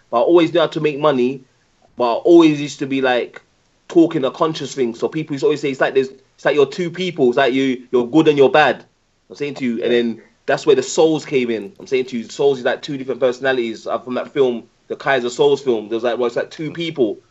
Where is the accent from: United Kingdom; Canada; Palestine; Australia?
United Kingdom; Birmingham, West Midlands; now in London, United Kingdom; I was born in Dudley Road Hospital. Um, grew up in um, Handsworth